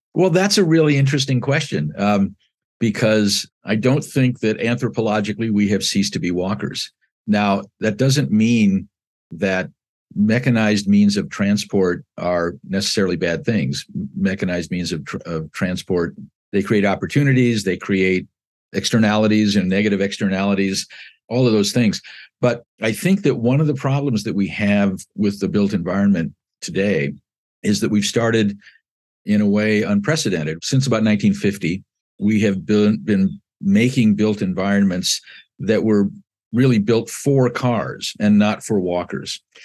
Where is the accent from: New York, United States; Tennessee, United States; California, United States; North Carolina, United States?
California, United States; Southern; moved away as an adult; also born or lived in Chicago, Illinois; now in South Bend, United States; I was born in, uh, west suburban Chicago and moved with my family at the age of six to Southern California. And I lived there between nineteen fifty-eight and nineteen seventy-three